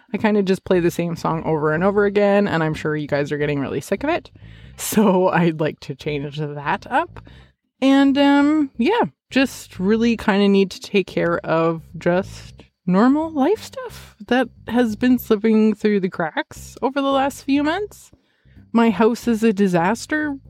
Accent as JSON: {"language": "English", "country": "Canada", "said": "I'm Canadian"}